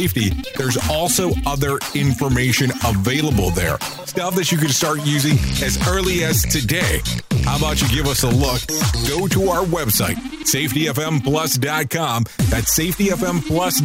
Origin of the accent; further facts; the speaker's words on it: Texas, United States; I grew up in Texas for many, many years